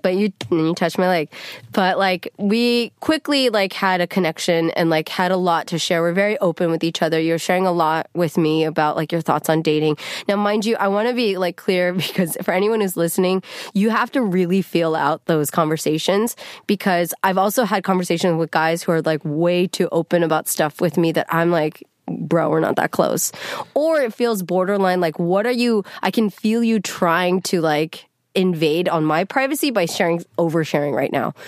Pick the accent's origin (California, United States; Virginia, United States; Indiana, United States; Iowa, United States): California, United States; the Bay Area; I'm not from L A, I'm from the Bay